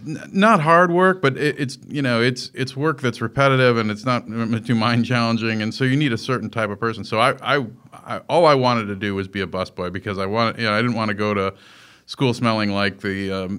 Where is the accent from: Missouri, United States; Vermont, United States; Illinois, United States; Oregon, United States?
Illinois, United States; Melrose Park; I was born in Chicago, Illinois, in an area called Melrose Park. And Melrose Park in that at that time in the late 60s was a really Italian neighborhood, and it was very ethnic, and it was very family-oriented